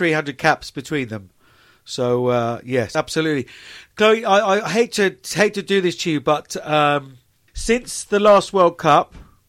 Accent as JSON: {"language": "English", "region": "England", "country": "United Kingdom", "said": "We as English men and women"}